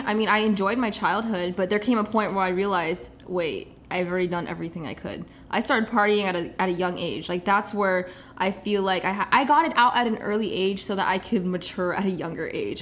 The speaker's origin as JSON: {"language": "English", "town": "Kansas City", "region": "Missouri", "country": "United States", "tie": "born or raised there", "moved": "as an adult", "lives_now": "Los Angeles, United States", "said": "I am from Kansas City, born and raised"}